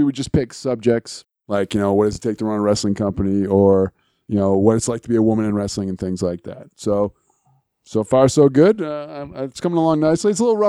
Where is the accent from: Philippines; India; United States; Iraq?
United States; New England; since we're both from New England and big fans of the New England area.